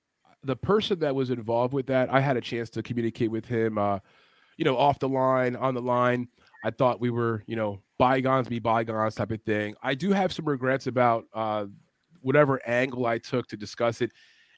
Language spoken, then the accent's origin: English; New York City, New York, United States; if you're from the city like I am, I'm from New York City